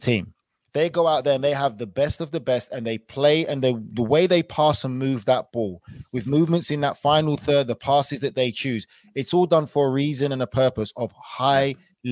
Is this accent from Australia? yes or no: no; United Kingdom; I'm British